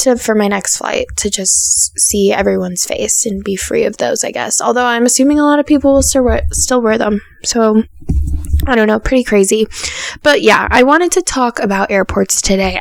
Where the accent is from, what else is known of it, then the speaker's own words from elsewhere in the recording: Denver, Colorado, United States; I am from Denver